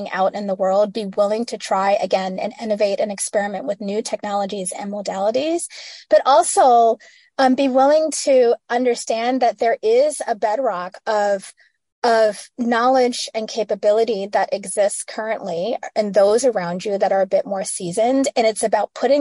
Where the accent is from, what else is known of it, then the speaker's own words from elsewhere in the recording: Midwest, United States; I'm a girl from the Midwest